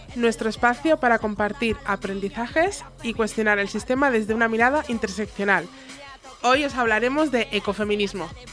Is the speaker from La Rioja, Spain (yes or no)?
no; Tarragona, Catalonia, Spain; Nosotras que venimos de Tarragona y alrededores